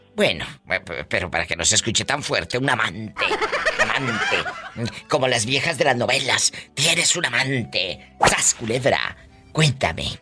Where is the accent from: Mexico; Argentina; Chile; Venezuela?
Mexico; Matamoros, Tamaulipas; yo soy de Matamoros, Tamaulipas